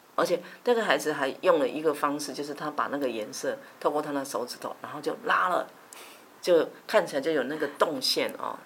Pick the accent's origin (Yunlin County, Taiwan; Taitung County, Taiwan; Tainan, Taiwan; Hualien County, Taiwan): Yunlin County, Taiwan; 小时候，在云林